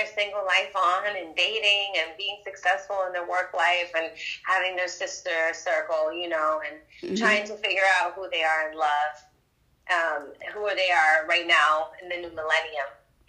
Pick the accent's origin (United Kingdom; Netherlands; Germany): Germany; Berlin; born there; I was born in Berlin, Germany.